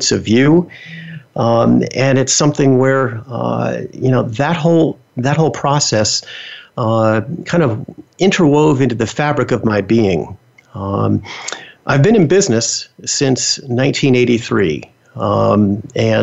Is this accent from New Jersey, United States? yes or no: yes; Bergen County, New Jersey, United States; also born or lived in Bronx, New York City; I grew up in New Jersey